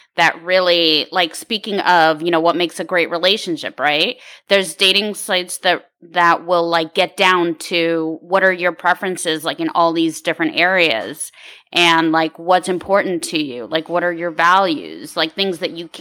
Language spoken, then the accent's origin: English; Ukraine; now in California, United States; I was born in the Ukraine